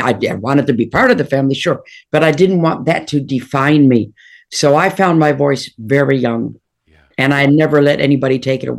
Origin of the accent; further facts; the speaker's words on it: Detroit, Michigan, United States; I mean, I grew up in Detroit and Motown was my god.